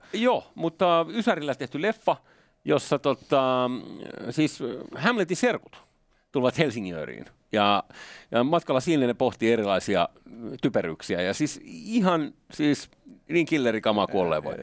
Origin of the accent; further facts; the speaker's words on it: Finland; Nyt mä oon Suomesta